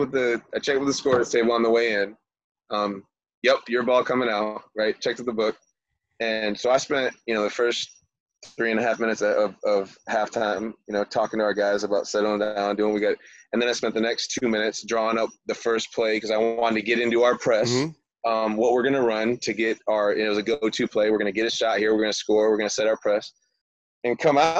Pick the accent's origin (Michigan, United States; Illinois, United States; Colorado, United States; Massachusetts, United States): Michigan, United States; also born or lived in Florida